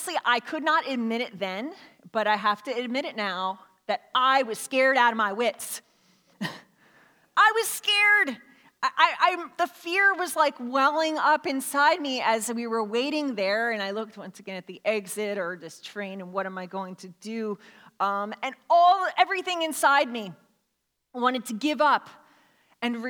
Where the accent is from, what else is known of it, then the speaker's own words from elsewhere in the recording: Philadelphia, Pennsylvania, United States; I grew up in Philadelphia